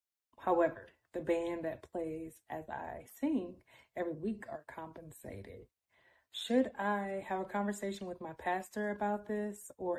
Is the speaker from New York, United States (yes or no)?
no; Milwaukee, Wisconsin, United States; I am from Milwaukee, Wisconsin